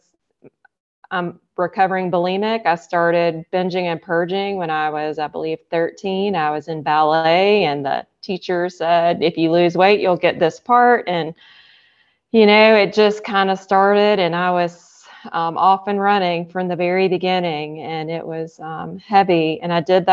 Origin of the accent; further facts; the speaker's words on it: Alpharetta, Georgia, United States; I'm from Alpharetta, Georgia.